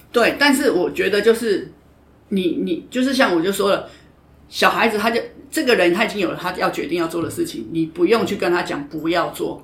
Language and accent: Chinese; Taiwan; 因为我觉得就是我们台湾人传统的文化